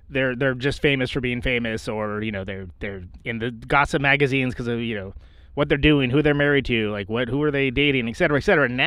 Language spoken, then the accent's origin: English; Bay Area, California, United States; I'm from the Bay